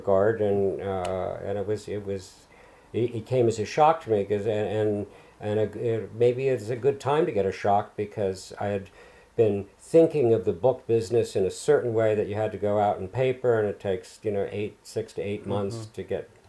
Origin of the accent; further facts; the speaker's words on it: Long Island, New York, United States; this little town where I grew up on Long Island